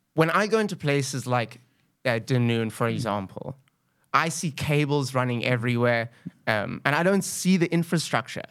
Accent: Cape Town, Western Cape, South Africa; also born or lived in Zimbabwe; I'm from Cape Town, actually from Zimbabwe

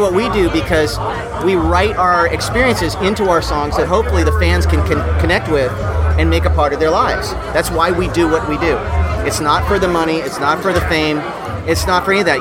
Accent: Los Angeles, California, United States; moved away as an adult; now in Nashville, United States; I was born and raised in Los Angeles

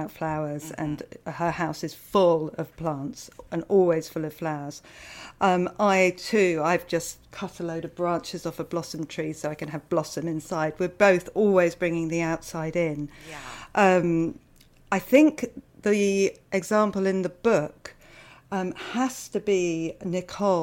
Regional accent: United Kingdom; I'm British

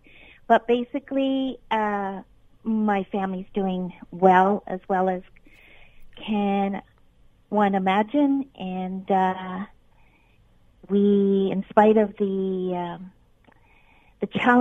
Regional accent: Ontario, Canada; a Canadian who actually lived in Canada

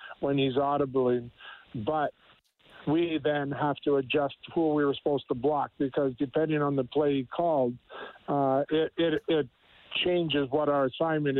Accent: Canada; I, as a Canadian in Canadian college

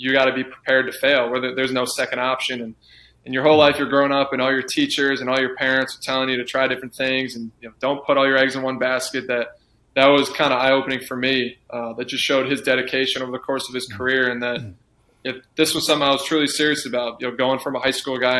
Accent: near Saratoga, New York, United States; born or raised there; moved away as an adult

